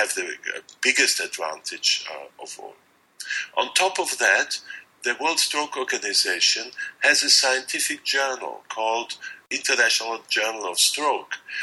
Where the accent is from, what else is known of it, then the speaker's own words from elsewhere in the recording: Austria; I'm a neurologist from Austria